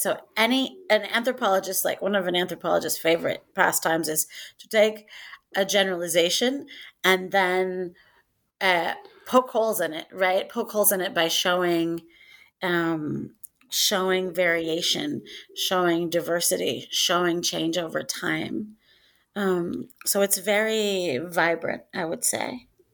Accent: Northwest Iowa, United States; I'm from Northwest Iowa

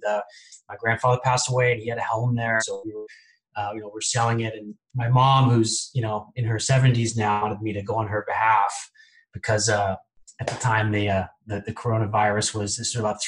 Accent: Bay Area, California, United States; I grew up in the Bay Area

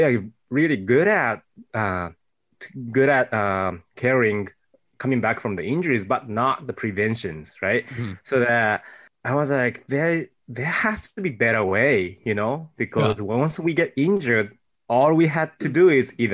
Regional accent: Tokyo, Japan; English is a second language; moved away as an adult; also born or lived in Fayetteville, Arkansas; now in United States; I was born and raised in Japan.

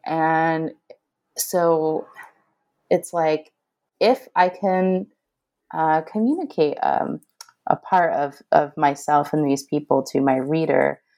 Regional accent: Northeast, United States; I grew up in the Northeast. I don't think I knew anybody with an accent until, you know, graduate school.

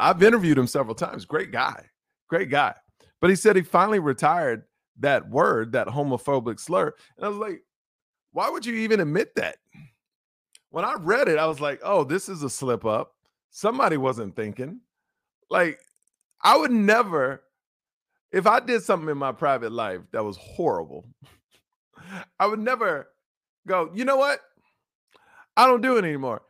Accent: Houston, Texas, United States; if you live in Texas, where I'm from, you know I'm from Houston, Texas

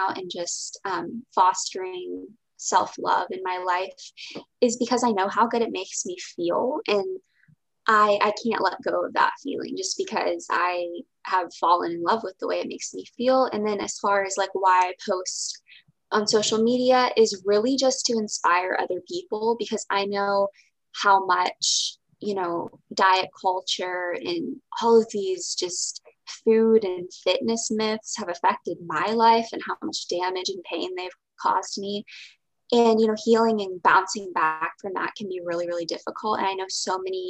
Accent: Houston, Texas, United States; I'm from Texas. I've always lived in Texas and Houston

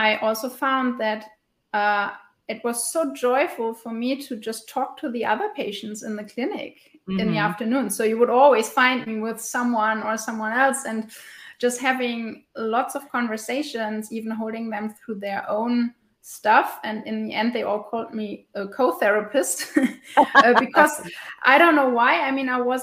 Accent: western Germany, Germany; I am living and from Germany, in the west of Germany, in a small town.

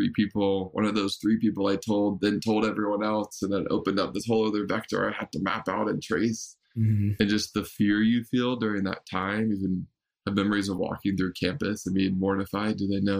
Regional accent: Raleigh, North Carolina, United States; moved away as an adult; also born or lived in Bay Area; I grew up in Raleigh, North Carolina

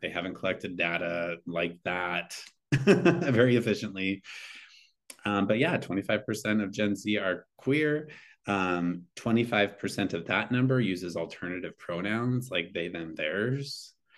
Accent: Eastern Montana, United States; moved away; growing up in Eastern Montana

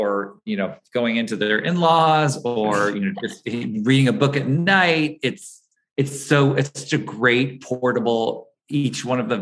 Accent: East Coast, United States; also born or lived in Los Angeles, California; now in New York, United States; I grew up out on the East Coast

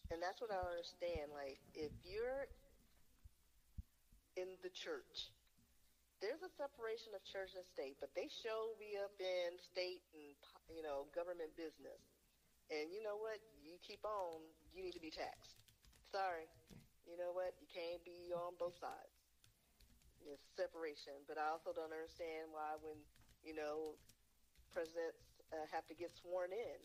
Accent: Texas, United States; I'm Texan, sixth generation Texan.

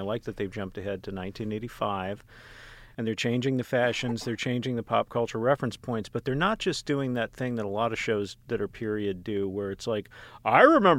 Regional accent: Texas, United States; I grew up in Texas. Texas Instruments is right down the street from me.

